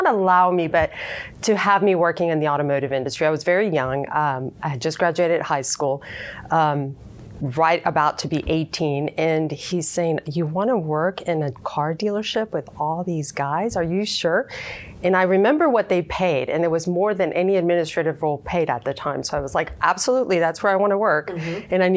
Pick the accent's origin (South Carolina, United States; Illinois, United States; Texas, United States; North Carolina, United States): Texas, United States; Houston; growing up in Houston, growing up in an area called A-Leaf